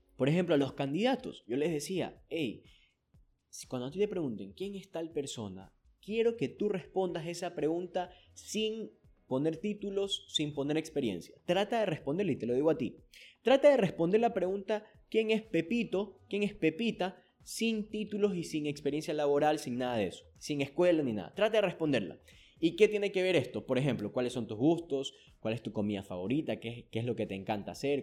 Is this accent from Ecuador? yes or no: yes; Ecuador; aquí en mi país, en Ecuador